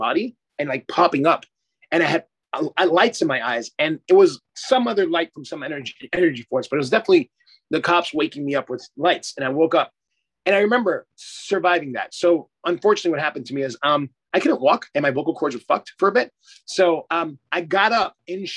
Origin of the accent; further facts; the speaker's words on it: New York City, New York, United States; moved away; also born or lived in South Florida / Australia; I'm a Panamanian and Dutch descent. So I was born in Brooklyn, New York